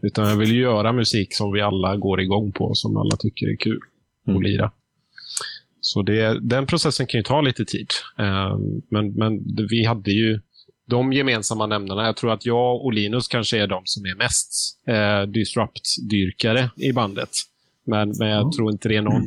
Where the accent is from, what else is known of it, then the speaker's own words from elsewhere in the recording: Gothenburg, Västra Götaland, Sweden; jag är nästan uppvuxen i Göteborgs eh, bakgårdar